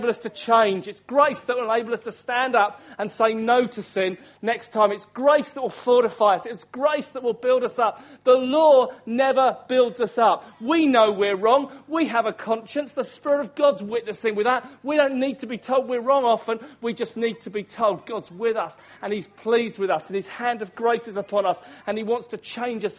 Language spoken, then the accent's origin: English; Hastings, South East England, United Kingdom; I'm from the town of Hastings, that's my hometown where I grew up.